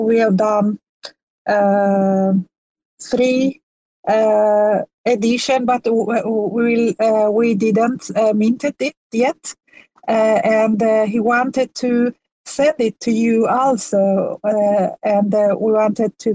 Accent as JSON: {"language": "English", "country": "Iran", "first_language": "Persian", "second_language": "English", "moved": "yes", "lives_now": "Sweden", "said": "my first language is Persian. I live in Sweden, but I'm from Iran"}